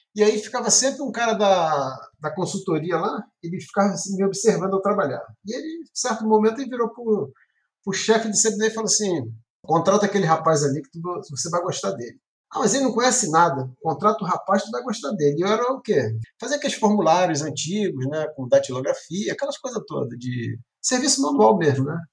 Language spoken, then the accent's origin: Portuguese; Baixada Fluminense, Rio de Janeiro, Brazil; sou do Rio de Janeiro, da Baixada, de né? cidade de Lopes.